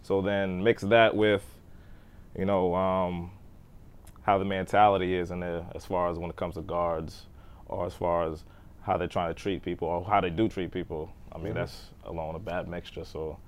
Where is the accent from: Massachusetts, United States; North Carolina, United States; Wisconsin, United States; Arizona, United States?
Massachusetts, United States; Boston; I grew up in Dorchester. I'm from Dorchester.